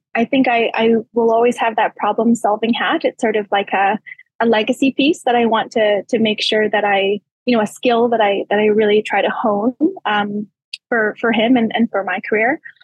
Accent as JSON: {"language": "English", "town": "Calgary", "region": "Alberta", "country": "Canada", "tie": "born or raised there", "said": "I was born in St. Albert, but don't tell anybody. I moved to Calgary when I was two months old"}